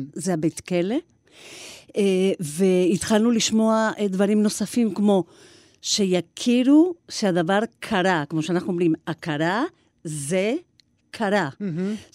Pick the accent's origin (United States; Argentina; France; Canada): Argentina; now in Israel; אני ילידת ארגנטינה